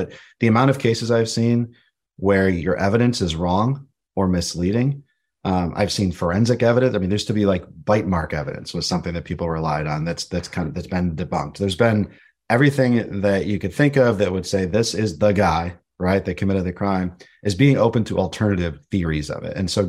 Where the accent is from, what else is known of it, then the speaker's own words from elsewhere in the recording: Buffalo, New York, United States; born there; I was born in Buffalo, New York, and I had an opportunity to move to Philadelphia for a job